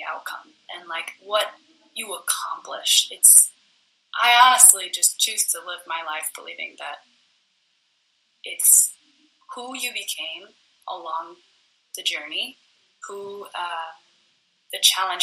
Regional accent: United States; I was born in America.

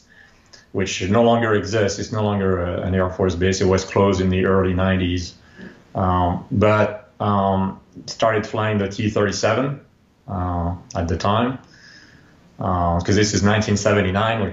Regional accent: France; moved away as an adult; now in United States; I grew up in France

